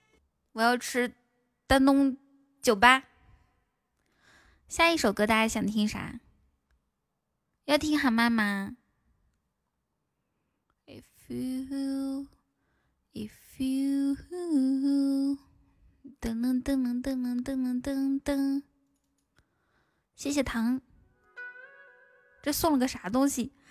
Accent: Ethiopia; 其实我我在国外读书的时候，像我们埃塞俄比亚那边，我们就经常这样吃哦。

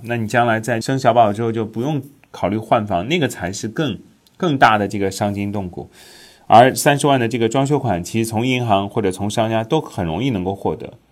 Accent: China; 咱们国家

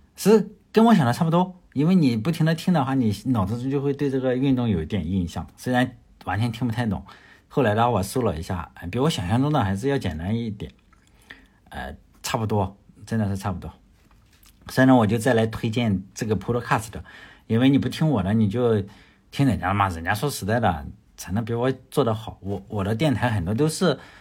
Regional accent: China; 我，我也是来自中国的

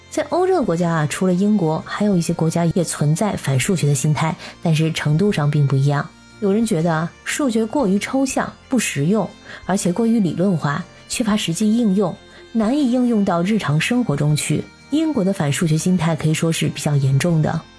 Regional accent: China; now in Europe; 我们中国人

